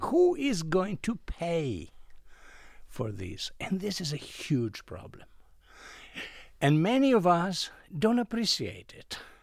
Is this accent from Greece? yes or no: yes; Greece; moved away as an adult; I come originally from Greece. I was educated as a chemical engineer in Greece